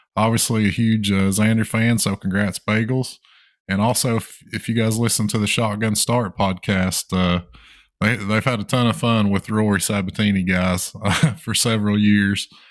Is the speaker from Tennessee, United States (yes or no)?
yes; Tennessee, United States; we're in my home state of Tennessee